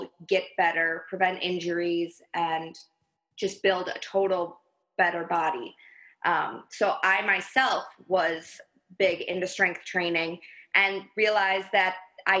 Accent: Wisconsin, United States; moved away as an adult; also born or lived in Minnesota / Pennsylvania; I am originally from Wisconsin

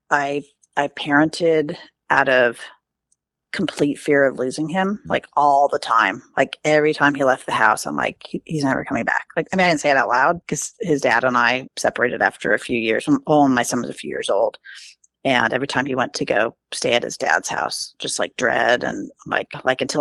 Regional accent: New York, United States; born there; And I'm like, oh my gosh, I was born in New York.

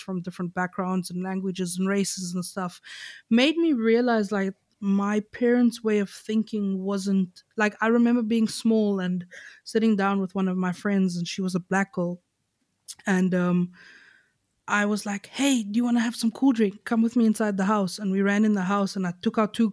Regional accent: Knysna, Western Cape, South Africa; I grew up, like the area I grew up in Nyasa is called Reenendal.

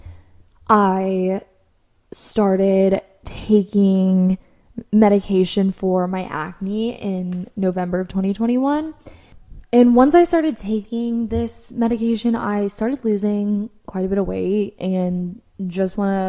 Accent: United States; me being American

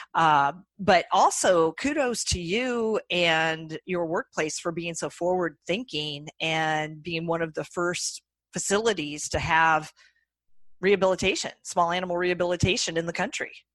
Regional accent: Iowa, United States; accent: nasally Midwestern twang; moved away as an adult; also born or lived in Colorado / Boston area; now in Boston, United States; I'm from Iowa originally. So if you detect my nasally Midwestern twang, that is that is why

